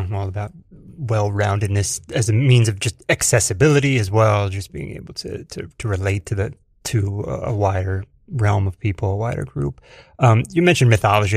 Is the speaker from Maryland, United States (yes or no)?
no; Edison, New Jersey, United States; moved away as an adult; now in New York, United States; Central Jersey for me, uh, Edison